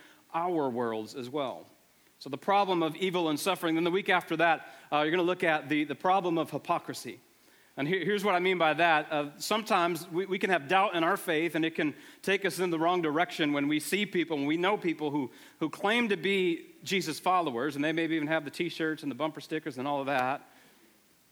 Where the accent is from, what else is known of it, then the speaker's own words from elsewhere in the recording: Buffalo, New York, United States; moved away; I am from the Buffalo area originally